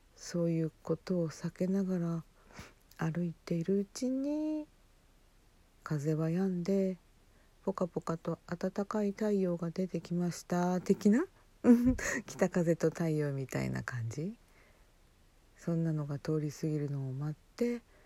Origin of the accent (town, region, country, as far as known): Hokkaido, Japan; born or raised there